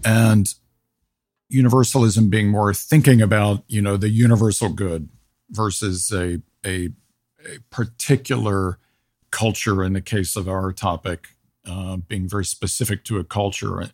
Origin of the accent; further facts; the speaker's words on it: United States; as an American